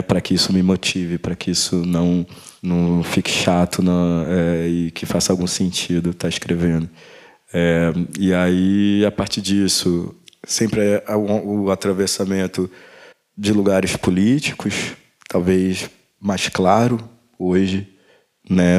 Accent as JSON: {"language": "Portuguese", "region": "Rio de Janeiro", "country": "Brazil", "said": "eu sou do Rio"}